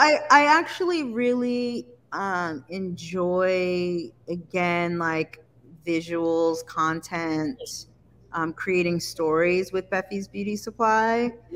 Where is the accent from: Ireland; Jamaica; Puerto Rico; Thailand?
Jamaica; I put some mesh on it because I am Jamaican, and you know we love it.